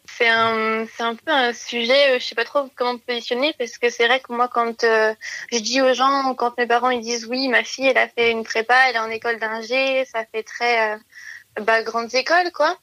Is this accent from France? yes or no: yes; near Lyon, Auvergne-Rhône-Alpes, France; Je suis partie de chez moi après j'ai eu mon bac, puisque j'ai fait euh, deux ans de prépa euh, dans une grande ville à côté de chez moi, à Lyon.